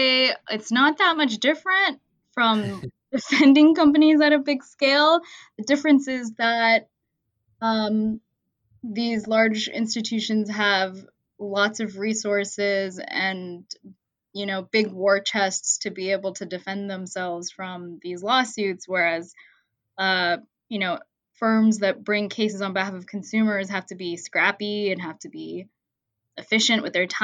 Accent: Columbus, Ohio, United States; also born or lived in Washington, D.C.; moved back to my hometown of Columbus, Ohio

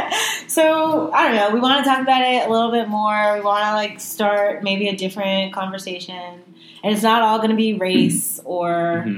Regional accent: Florida, United States; now in Washington, D.C., United States; So we both live in D.C. I'm from Florida.

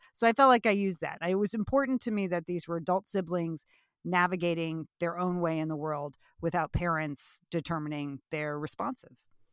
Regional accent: Southport, Connecticut, United States; I grew up in Southport, Connecticut, where the book is set

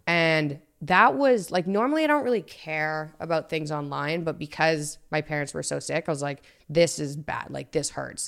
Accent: Toronto, Ontario, Canada; also born or lived in Montreal, Canada / Boston, United States; at thirteen, I was in Toronto.

